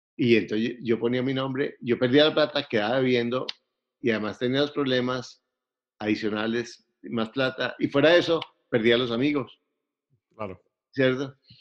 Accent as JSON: {"language": "Spanish", "town": "Bogotá", "region": "Bogotá Capital District", "country": "Colombia", "said": "Soy colombiano, eh, soy bogotano"}